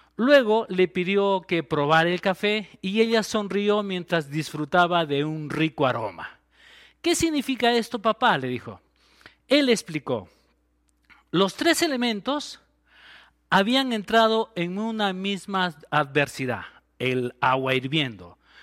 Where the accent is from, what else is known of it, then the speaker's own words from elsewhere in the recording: Arequipa, Peru; Estamos realmente nosotros como arequipeños, estamos orgullosos de ser arequipeños